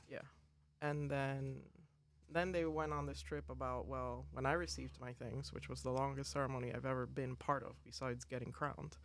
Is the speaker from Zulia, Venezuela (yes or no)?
no; Caracas, Capital District, Venezuela; I am from Caracas, Venezuela